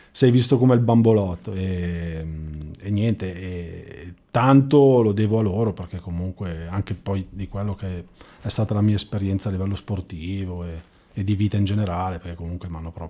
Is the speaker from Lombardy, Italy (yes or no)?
yes; Magenta, Lombardy, Italy; Nasco nel lontano 77 a Magenta, eh, in provincia di Milano, e mh, mm, conduco una normalissima vita da ragazzo di provincia